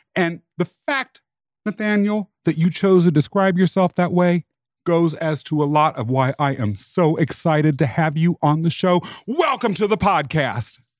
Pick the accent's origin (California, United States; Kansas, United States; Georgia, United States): Kansas, United States; I was raised in Kansas